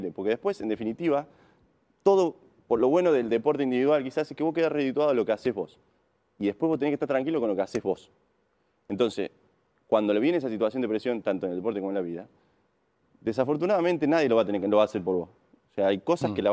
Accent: Río Tercero, Córdoba, Argentina; Yo soy

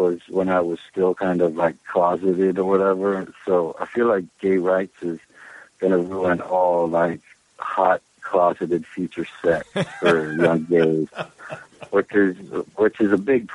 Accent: Charleston, West Virginia, United States; born or raised there; now in New York City, United States

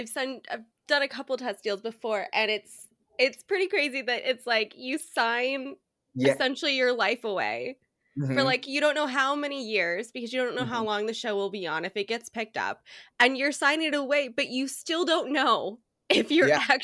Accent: Portland, Oregon, United States; now in Los Angeles, United States; I'm in Los Angeles, but I'm from Portland, Oregon originally, but I live

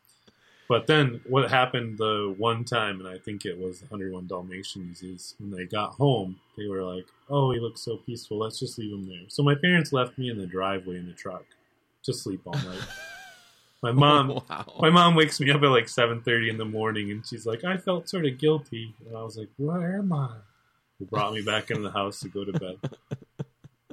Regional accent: Muskegon, Michigan, United States; as a child, I grew up in Muskegon

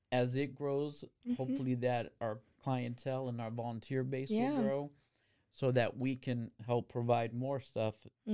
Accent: Arizona, United States; now in Waco, United States; I've noticed that, again, I came from Arizona. We have normal street lights that are up and down.

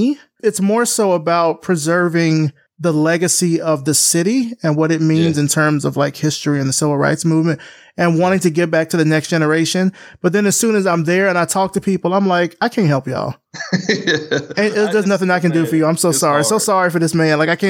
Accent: Selma, Alabama, United States; now in Atlanta, United States; When I first moved out of Selma and came to Atlanta and was telling people I was from Selma, they actually thought I was from Oregon.

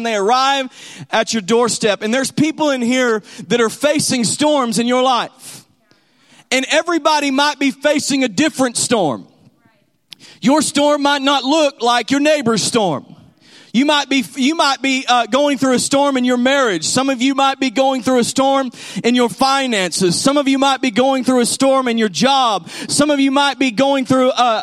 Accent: Texas, United States; also born or lived in San Angelo, Texas; we're from Texas

